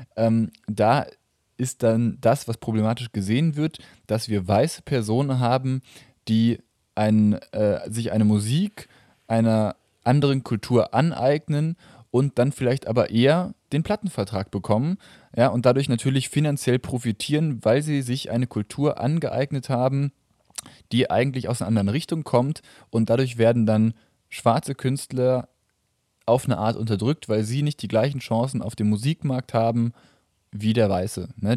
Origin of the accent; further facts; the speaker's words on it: Germany; ich jetzt als Deutscher